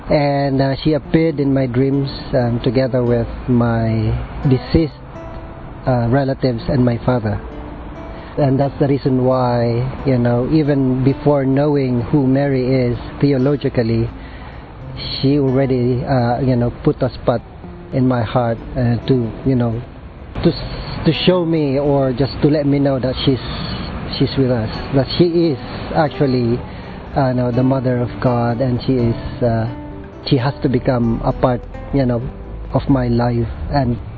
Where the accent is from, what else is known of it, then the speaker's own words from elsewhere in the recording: Philippines; moved away; I was born in the Philippines. Um, I'm a Jesuit scholastic. Uh, I belong to the British province.